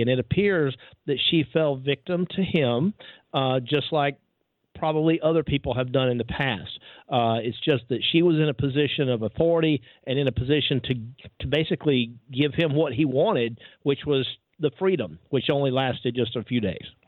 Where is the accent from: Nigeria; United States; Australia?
United States; Georgia; The University of Georgia, right here in my home state